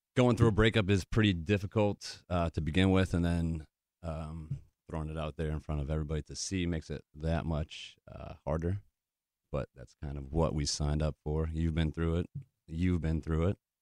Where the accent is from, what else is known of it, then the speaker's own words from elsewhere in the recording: Connecticut, United States; moved away as an adult; also born or lived in New Hampshire / Wisconsin / Michigan / Nashville, Tennessee; Grew up in Connecticut